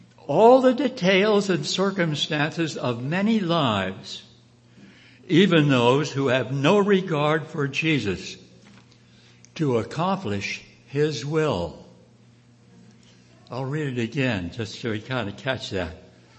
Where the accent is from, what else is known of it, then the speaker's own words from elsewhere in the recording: Missouri, United States; Now the question I had was, okay, I'm from Missouri. I would like to show me.